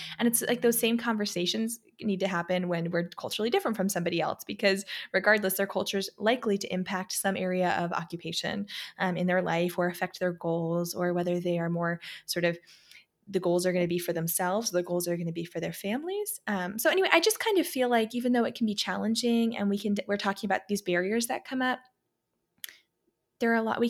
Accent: Pennsylvania, United States; I grew up in Pennsylvania in this awesome little small town, super community oriented, but it was not particularly diverse in any way.

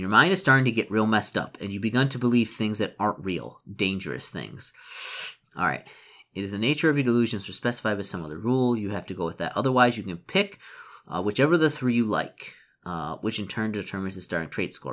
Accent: Detroit, Michigan, United States; moved away; since I'm originally from Detroit, and I know the area

